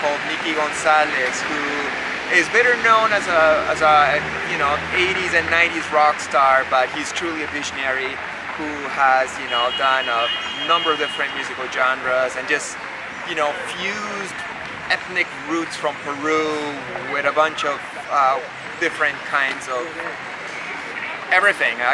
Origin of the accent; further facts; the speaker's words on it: Canada; I was born in Canada, and I spent most of my life in Canada